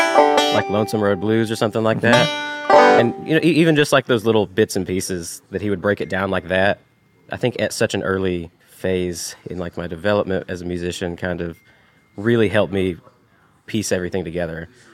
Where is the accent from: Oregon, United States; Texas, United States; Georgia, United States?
Georgia, United States; Ringgold; moved away; I grew up in Ringgold, Georgia, which is right south of Chattanooga, Tennessee, across the line.